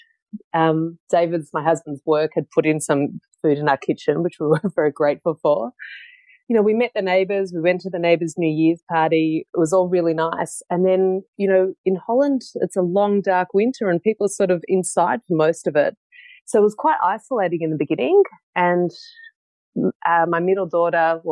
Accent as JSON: {"language": "English", "town": "Melbourne", "region": "Victoria", "country": "Australia", "tie": "born or raised there", "also_born_or_lived": "Netherlands", "moved": "as an adult", "said": "from Melbourne originally. I grew up in Melbourne"}